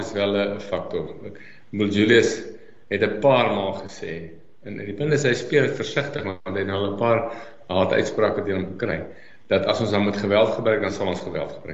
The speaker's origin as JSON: {"language": "Afrikaans", "country": "South Africa"}